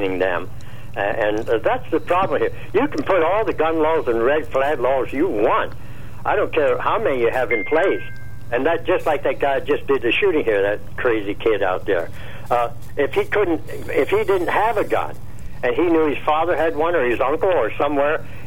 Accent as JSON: {"language": "English", "town": "Laurelton", "region": "Pennsylvania", "country": "United States", "tie": "born or raised there", "said": "I was born and raised in Laurelton"}